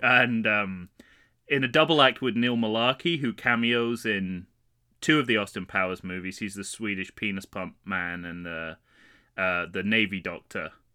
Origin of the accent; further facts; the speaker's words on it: United Kingdom; also born or lived in Manchester; being a British person on vacation in New York in the summer